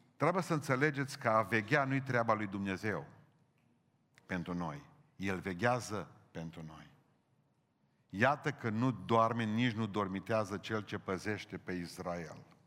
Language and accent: Romanian; Romania; noi cu românii